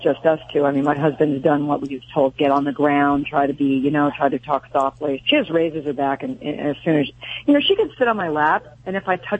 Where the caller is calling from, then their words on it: Carlsbad, California, United States; Carlsbad, California.